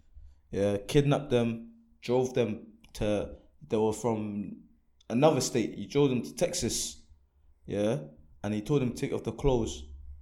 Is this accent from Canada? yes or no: no; London, United Kingdom; I'm from London, though.